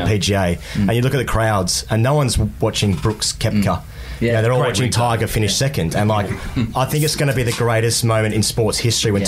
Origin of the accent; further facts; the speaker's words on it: Australia; as Australian men